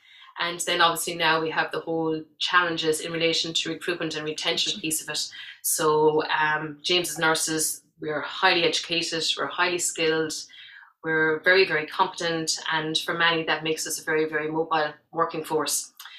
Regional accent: Saudi Arabia; I did all my growing up in Saudi Arabia and thoroughly enjoyed it.

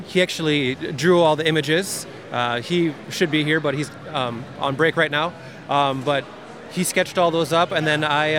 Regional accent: Brandon, South Dakota, United States; I'm from Brandon.

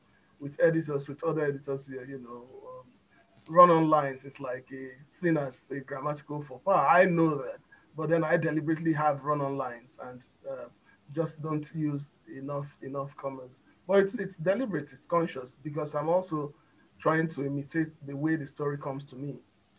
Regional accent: Lagos, Nigeria; moved away; also born or lived in United States; When I was a kid, when I was younger, growing up in Lagos

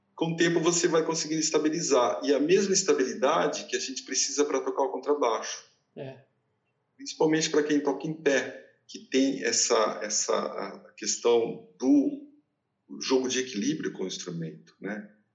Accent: Mirassol, São Paulo, Brazil; moved away; quando eu era criança em Mirassol

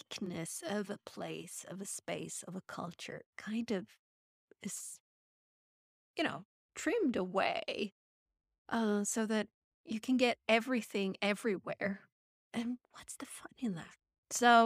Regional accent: Sweden; I come from Sweden.

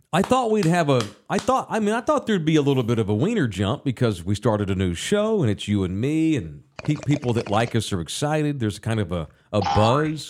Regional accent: Texas, United States; I'm from here. I'm from the Metro Sex

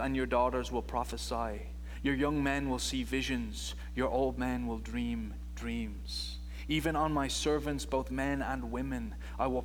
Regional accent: Ireland; I'm from Ireland is where I'm from.

